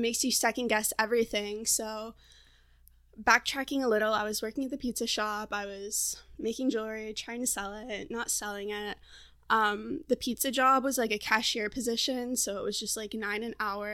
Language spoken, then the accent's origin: English; Florida, United States; moved away as an adult; also born or lived in Portland, Oregon; now in San Diego, United States; I'm originally from Florida, and a year ago I moved to Portland, Oregon